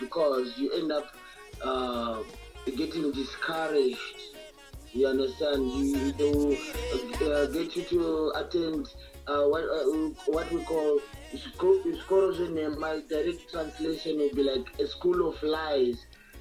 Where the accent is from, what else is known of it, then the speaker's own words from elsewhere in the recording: Zimbabwe; a genre in our country, which called Zim Dancehall, Zim Reggae